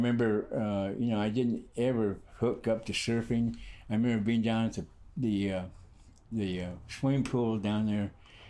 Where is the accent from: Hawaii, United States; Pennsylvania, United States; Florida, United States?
Hawaii, United States; also born or lived in California; I grew up in Hawaii.